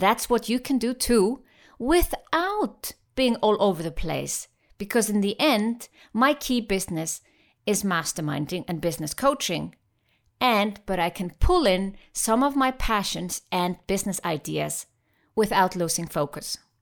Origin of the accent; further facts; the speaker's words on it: Iceland; moved away; I'm passionate about my home country, Iceland